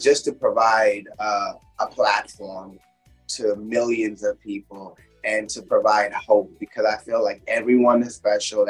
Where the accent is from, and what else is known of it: Kensington, Maryland, United States; born or raised there; also born or lived in India / New York City